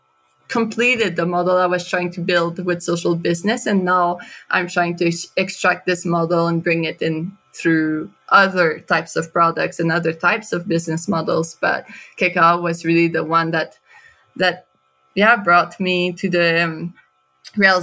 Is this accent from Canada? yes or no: yes; Canada; moved away; also born or lived in Guatemala; I'm from Canada